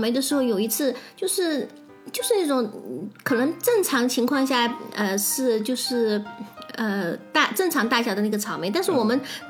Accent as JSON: {"language": "Chinese", "country": "China", "said": "但是这个就是由我们中国人拿，因为我觉得中国。"}